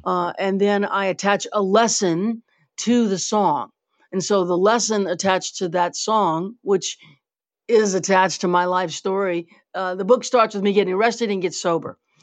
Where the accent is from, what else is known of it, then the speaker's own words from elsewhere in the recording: Louisiana, United States; also born or lived in New Orleans; I was born here. I'm from Louisiana